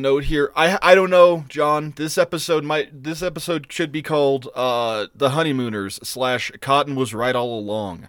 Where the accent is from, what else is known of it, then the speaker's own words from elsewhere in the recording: Eastern Plains, Colorado, United States; We grew up on the Eastern Plains